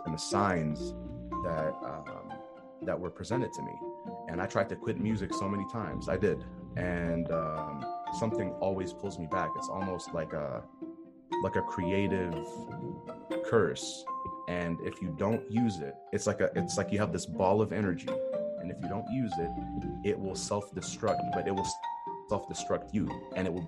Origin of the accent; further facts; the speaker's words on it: Jordan; moved away; also born or lived in California; my hometown